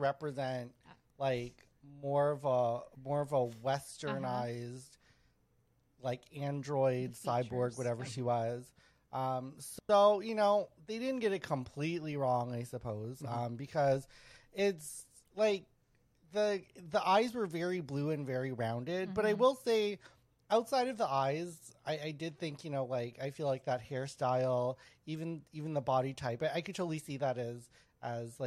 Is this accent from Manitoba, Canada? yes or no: yes; Winnipeg, Manitoba, Canada; I grew up around Filipinos in Winnipeg